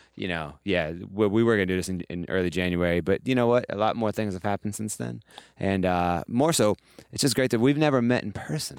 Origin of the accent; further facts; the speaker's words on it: Ohio, United States; moved away as an adult; now in New York, United States; I'm from Ohio originally